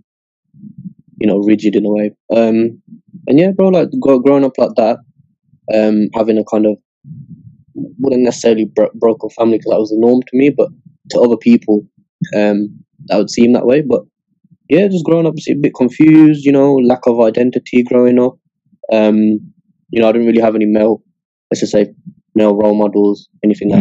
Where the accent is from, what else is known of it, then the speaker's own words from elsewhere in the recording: Scotland, United Kingdom; I was born in Scotland